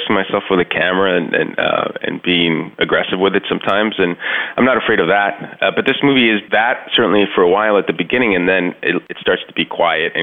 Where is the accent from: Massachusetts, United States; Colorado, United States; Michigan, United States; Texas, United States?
Texas, United States; Laredo; moved away as an adult; I left Laredo in 1990, which is it was a much smaller town back then